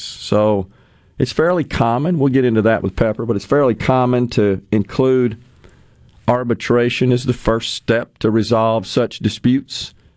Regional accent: Ridgeland, Mississippi, United States; Rotary Club in Ridgeland, my hometown

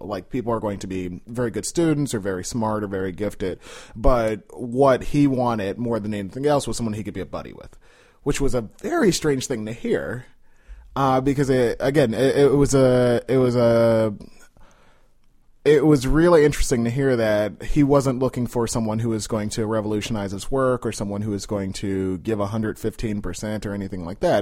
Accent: Chicago, Illinois, United States; moved away as an adult; now in Washington, D.C., United States; I grew up in Austin. So, I grew up, uh, at about North and Cicero

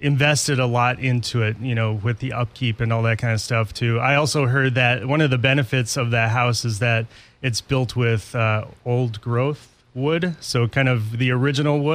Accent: Owatonna, Minnesota, United States; moved away; We grew up in Owatonna.

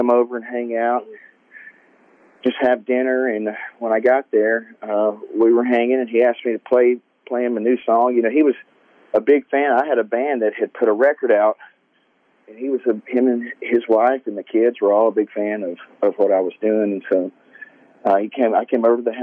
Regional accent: Goodlettsville, Hendersonville, Gallatin, Tennessee area, United States; I grew up in Gulletsville, Hendersonville, Gallatin, Tennessee area, which is just north of Nashville, about 10, 15 miles

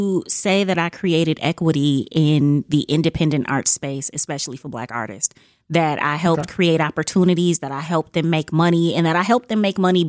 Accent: Milwaukee, Wisconsin, United States; I just think growing up on the north side, I think, my mom gave me a lot of pride about being a young Black girl.

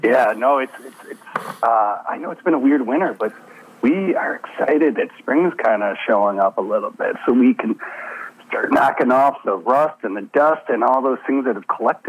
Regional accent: Chicago, Illinois, United States; accent: Canadian; I have a Canadian accent, and I'm from Chicago

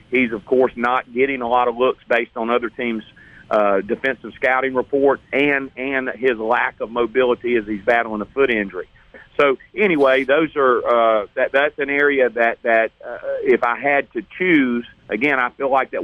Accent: Hattiesburg, Mississippi, United States; I'm from Hattiesburg and grew up in a Southern Miss fan

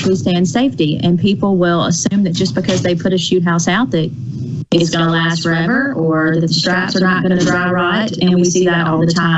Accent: Moon Lake, Mississippi, United States; moved away as an adult; now in Jackson, United States; I grew up in Moon Lake, if anybody knows where that is, out in the middle of nowhere.

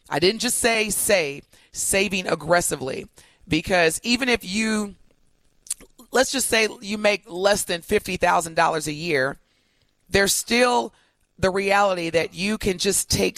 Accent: East St. Louis, Illinois, United States; being a young kid raised in East St. Louis or growing up in East St. Louis.

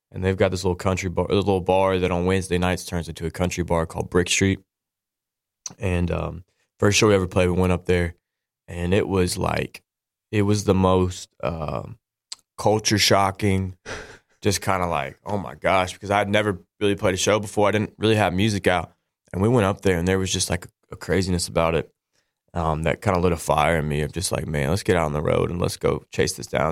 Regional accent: Nashville, Tennessee, United States; I grew up in Nashville

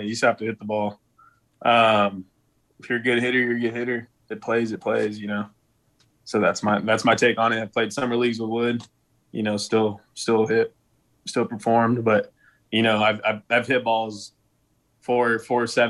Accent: El Paso, Texas, United States; moved away as an adult; now in Austin, United States; that's my hometown

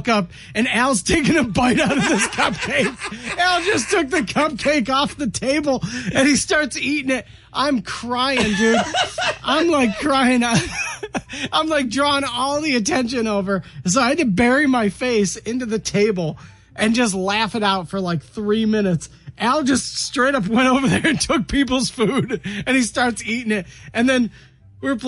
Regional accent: Rochester, Minnesota, United States; downtown Rochester, which is my hometown

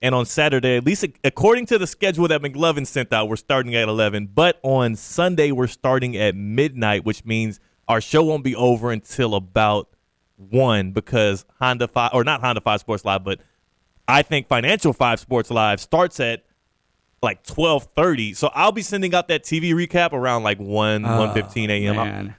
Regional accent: Houston, Texas, United States; my hometown, my city, Houston, Texas.

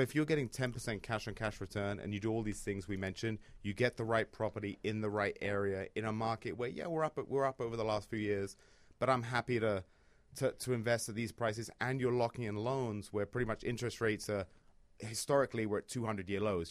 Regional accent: London, United Kingdom; moved away as an adult; now in Chicago, United States; I'm from London

